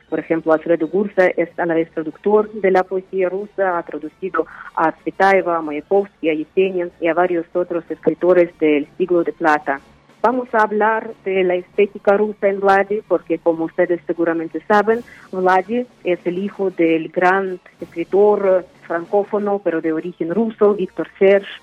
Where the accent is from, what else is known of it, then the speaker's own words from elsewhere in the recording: Uzbekistan; Spanish is a second language; moved away as an adult; now in Mexico; soy escritora uzbekistanesa de lengua rusa, radico en México desde hace varios años